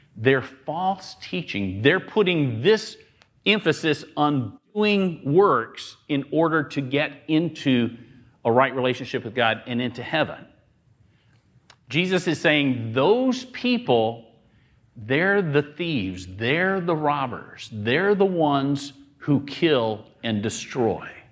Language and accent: English; the South, United States; I grew up in the South